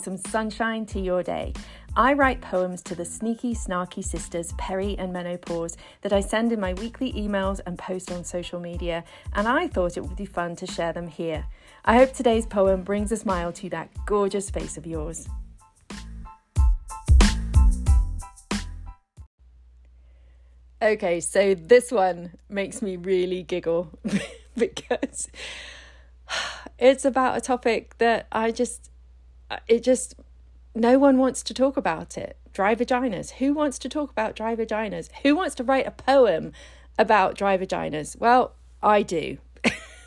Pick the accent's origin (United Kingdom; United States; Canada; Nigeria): United Kingdom; England; moved away; Growing up in England